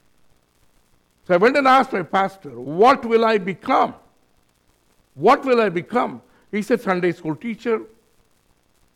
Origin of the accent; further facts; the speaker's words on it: India; moved away as an adult; now in New Zealand; me, my brother, my sister-in-law, we are from India